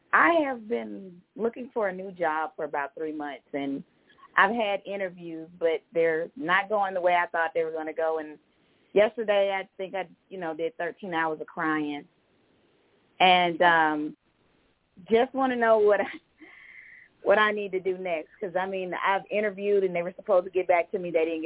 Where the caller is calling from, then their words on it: Georgia, United States; This is … from Georgia.